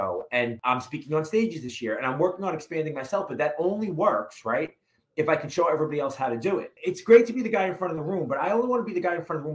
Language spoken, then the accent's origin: English; New York City, New York, United States; I'm from Brooklyn, New York, originally. I grew up in a two-family house there.